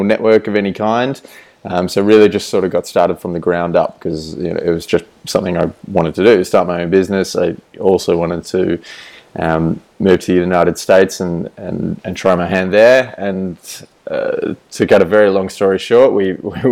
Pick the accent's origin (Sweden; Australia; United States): Australia; moved away as an adult; I am Australian. I was living in Australia